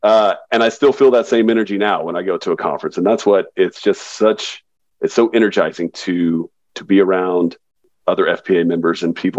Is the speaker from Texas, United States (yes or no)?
yes; Texas, United States; Texas is my home state.